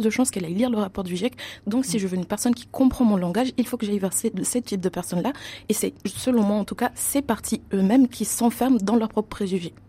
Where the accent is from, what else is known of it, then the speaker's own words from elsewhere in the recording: Mayotte; l'exemple de Mayotte, d'où je viens, je viens de Mayotte